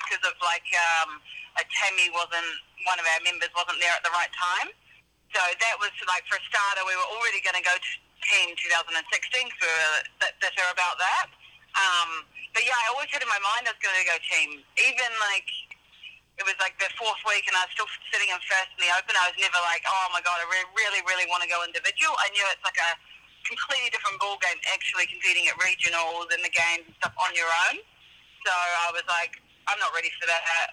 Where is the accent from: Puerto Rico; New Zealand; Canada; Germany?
New Zealand; moved away; I grew up in New Zealand